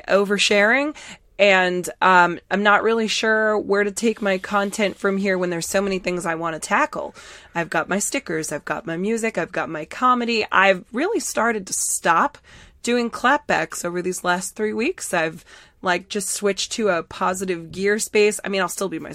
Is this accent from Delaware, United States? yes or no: no; Massachusetts, United States; we're both from Massachusetts, so we're hardcore massholes